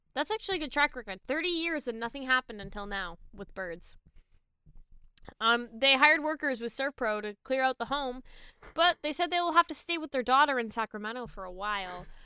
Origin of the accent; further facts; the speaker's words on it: Canada; I'm Canadian